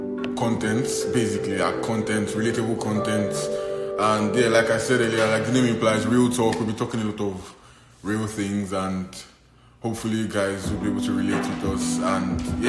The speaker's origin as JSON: {"language": "English", "country": "Nigeria", "said": "I'm Nigerian. If you didn't really know, I'm Nigerian"}